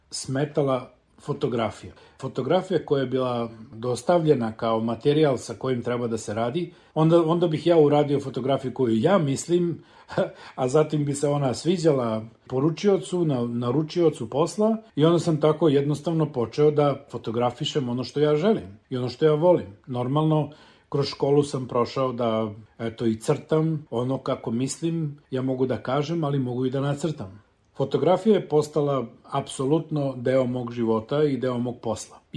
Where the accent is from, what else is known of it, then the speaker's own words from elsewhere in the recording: Aleksinac, Nišava District, Serbia; moved away as an adult; also born or lived in Niš / New Zealand; ja sam rođen u Aleksincu. Odrastao sam na Lesinačkom rudniku u velikoj porodici dedom Jovanom i nanom Milicom